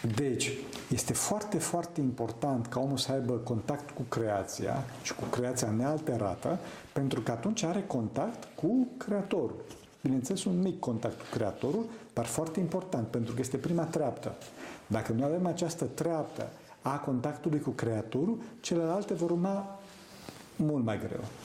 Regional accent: Romania; eu sunt român

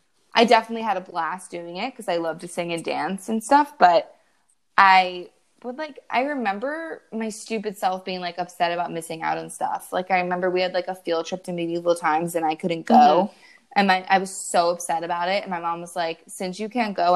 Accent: New Jersey, United States; we're from New Jersey

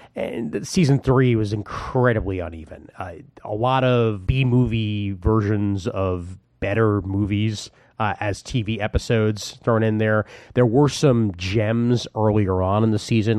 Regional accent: Brooklyn, New York, United States; my hometown of Brooklyn, New York

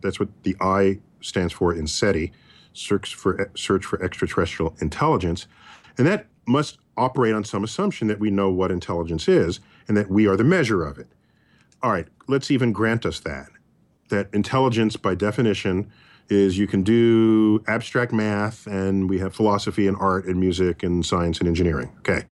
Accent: New York, United States; I'm a New Yorker

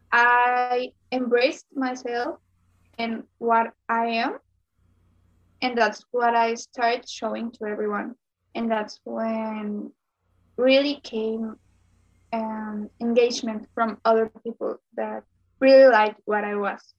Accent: Sonora, Mexico; I'm from Sonora, Mexico

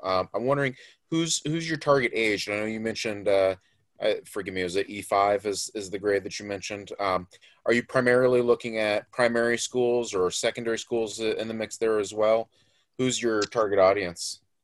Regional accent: Florida, United States; I grew up in Florida, where we of course have lots of alligators

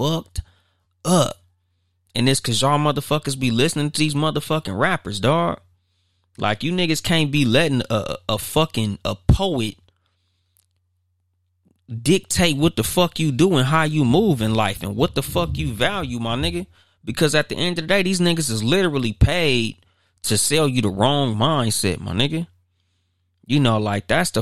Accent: Compton, California, United States; now in Highland, United States; I don't live in the city that I'm from. I'm from Compton. But I live in Highland

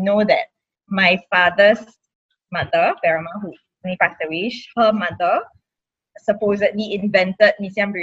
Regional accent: Singapore; growing up in Singapore

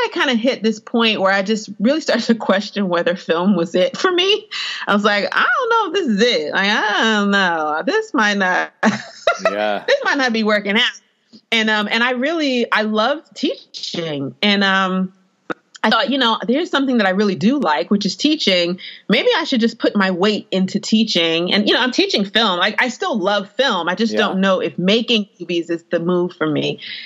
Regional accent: East Coast, United States; I grew up on the East Coast

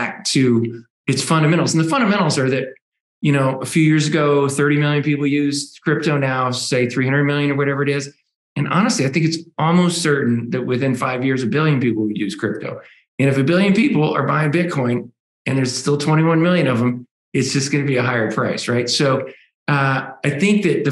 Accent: United States; as an American.

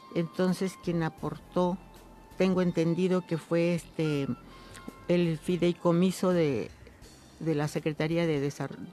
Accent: Tlaquiltenango, Morelos, Mexico; yo soy hija de campesinos, soy del municipio de Tlaquiltenango

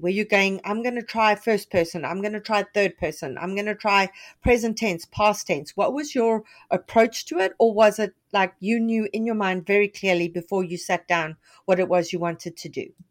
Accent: Canada; as a Canadian

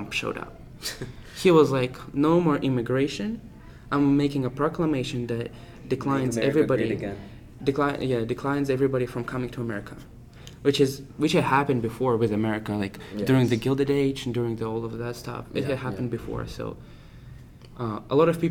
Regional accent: Russia; born or raised there; now in United States

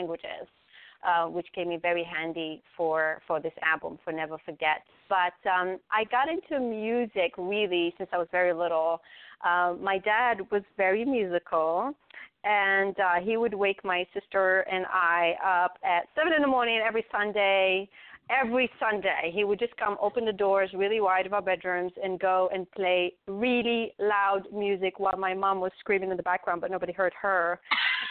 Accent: Tangier, Tanger-Tetouan-Al Hoceima, Morocco; moved away as an adult; now in Raleigh, United States; I grew up in Tangier, Morocco, born and raised.

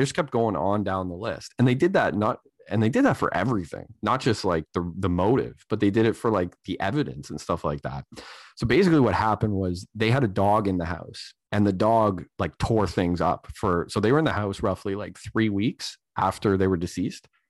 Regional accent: Canada; I'm a Canadian

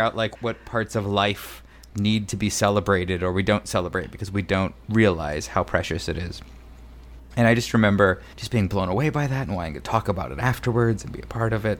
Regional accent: Mesa, Arizona, United States; I grew up in Mesa, Arizona, just outside of Phoenix

